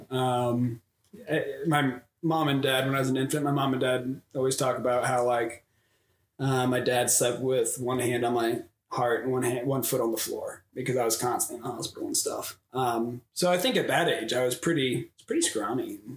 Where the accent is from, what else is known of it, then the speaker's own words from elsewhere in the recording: Sunbury, Ohio, United States; also born or lived in Nelsonville, Ohio; I schooled in Sunbury, Big Walnut, and I, I grew up in Nelsonville.